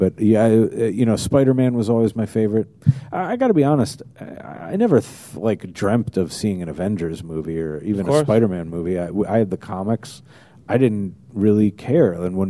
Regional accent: New Jersey, United States; also born or lived in Manhattan, United States; I was born in Manhattan, and then when Sam Berkowitz started blasting people, my folks moved us out to New Jersey along about the summer of Sam.

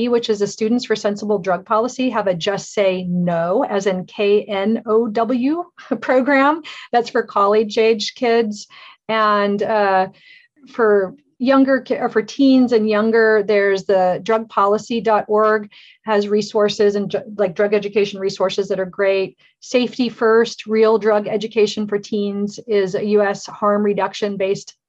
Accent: Alaska, United States; I grew up in Alaska and horses, and I was always running around outside.

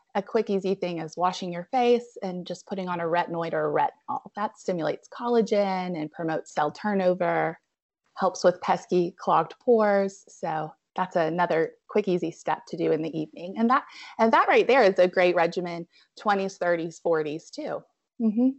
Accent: Abingdon, Virginia, United States; moved away as an adult; also born or lived in Roanoke, Virginia; now in Asheville, United States

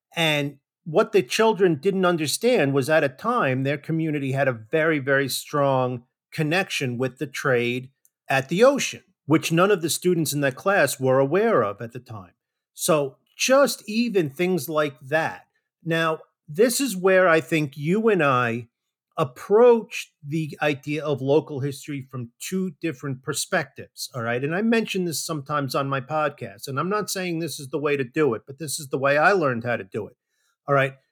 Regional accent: New Jersey, United States; now in Georgia, United States; I grew up in New Jersey

